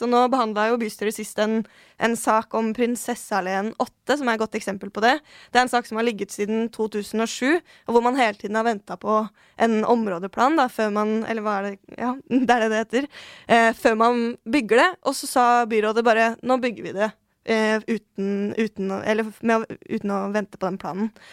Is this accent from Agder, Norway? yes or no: no; Oslo, Norway; jeg er født og oppvokst på Tøyen. der har jeg bodd hele livet.